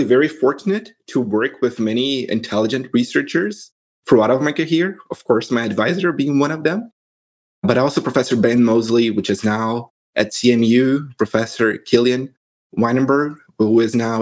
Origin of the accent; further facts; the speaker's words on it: Brazil; moved away as an adult; now in United States; I'm originally from Brazil